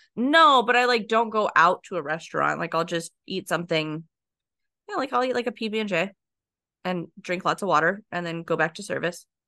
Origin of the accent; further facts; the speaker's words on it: near Laughlin / Las Vegas, Nevada, United States; moved away; I grew up by Laughlin in Vegas.